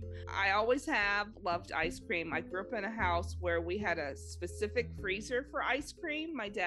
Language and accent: English; Los Angeles, California, United States; I grew up in Los Angeles